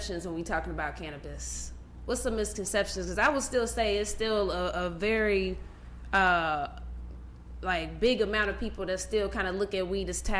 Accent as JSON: {"language": "English", "region": "Ohio", "country": "United States", "moved": "yes", "lives_now": "Atlanta, United States", "said": "I'm from Ohio"}